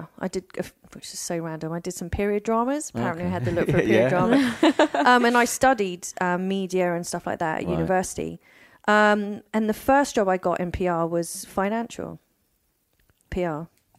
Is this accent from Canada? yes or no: no; East of England, United Kingdom; So I grew up in, and I went to boarding school when I was 10 in Norfolk. And I was there till I was about 15.